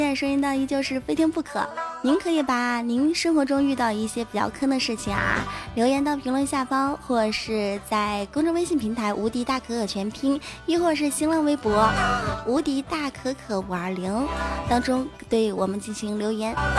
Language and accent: Chinese; Zhejiang, China; moved away; 因为我是小时候在浙江长大嘛